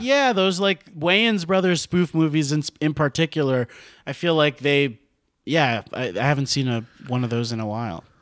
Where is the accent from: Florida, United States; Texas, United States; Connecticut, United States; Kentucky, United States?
Florida, United States; Miami; moved away as an adult; also born or lived in Gainesville, Florida / New York; now in Los Angeles, United States; there's just something so, like, suburban about where I grew up in Miami